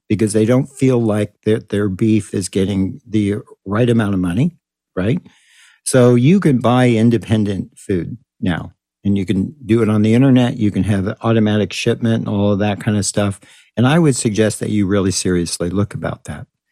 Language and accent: English; Texas, United States; moved away; my home state of Texas